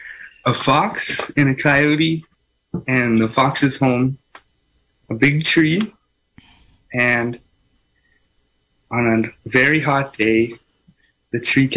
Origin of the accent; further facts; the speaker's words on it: Redwood Valley, California, United States; I'm from Red Valley.